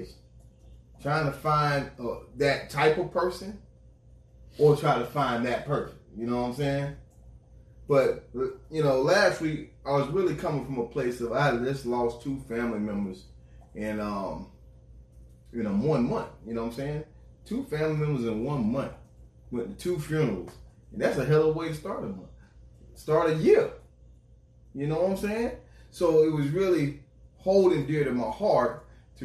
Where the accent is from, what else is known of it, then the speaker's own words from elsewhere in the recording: Florida, United States; I'm from Florida.